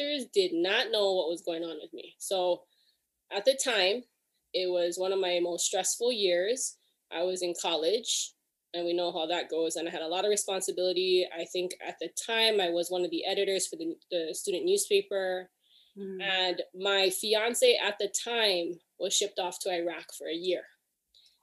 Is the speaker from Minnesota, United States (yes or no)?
no; Hawaii, United States; now in Alameda, United States; I'm originally from Hawaii. I currently live in Alameda, California